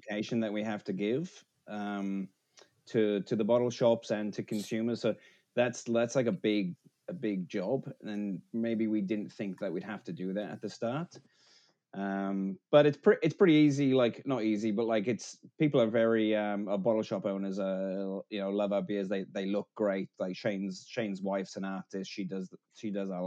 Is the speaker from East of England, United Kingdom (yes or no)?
no; Wales, United Kingdom; I'm Welsh